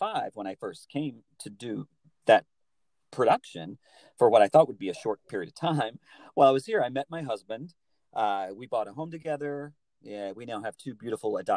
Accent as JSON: {"language": "English", "region": "Alabama", "country": "United States", "tie": "born or raised there", "also_born_or_lived": "New York City", "moved": "as an adult", "said": "I'm from Alabama originally, born and raised in the South"}